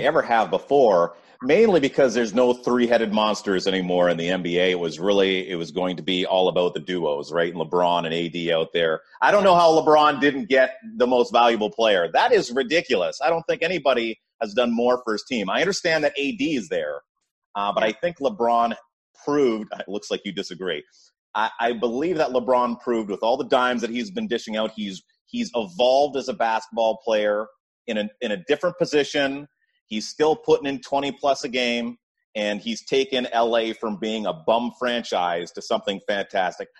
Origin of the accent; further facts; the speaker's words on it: Canada; I'm Canadian